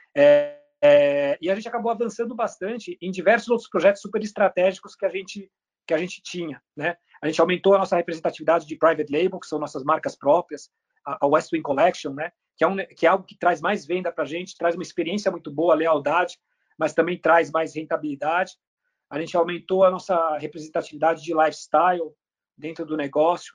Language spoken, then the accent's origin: Portuguese; Brazil; also born or lived in Germany; Eu nasci na Alemanha. É, meu pai, ele é chileno, alemão, e minha mãe é da República Dominicana. É, mas quando eu tinha um ano de idade, a minha família mudou para o Brasil e eu cresci no Brasil.